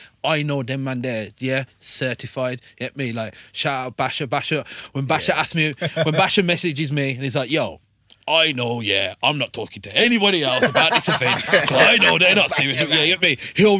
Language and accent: English; Wolverhampton, West Midlands, United Kingdom; I can say I'm from Wolves to someone.